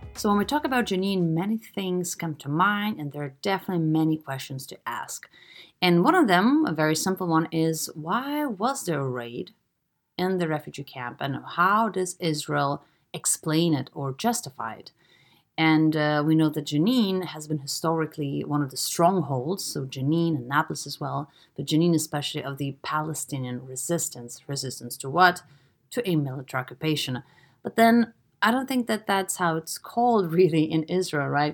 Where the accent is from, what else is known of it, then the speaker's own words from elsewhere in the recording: Lithuania; I'm from Eastern Europe. I'm from Lithuania